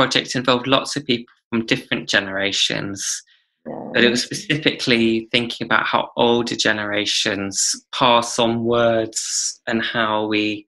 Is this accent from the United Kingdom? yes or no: yes; United Kingdom; I'm British